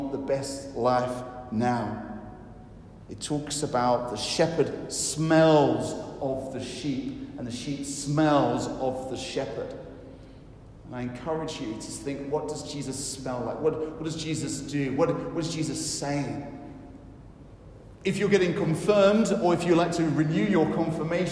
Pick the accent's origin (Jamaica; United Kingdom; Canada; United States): United Kingdom; as British people